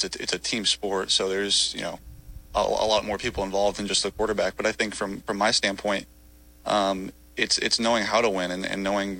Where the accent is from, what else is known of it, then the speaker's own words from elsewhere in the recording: California, United States; And, you know, I'm from California.